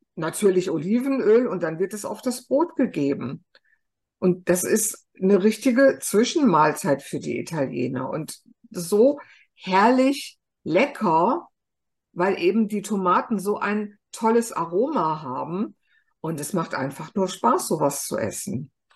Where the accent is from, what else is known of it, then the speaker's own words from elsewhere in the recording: Germany; Bei uns in Deutschland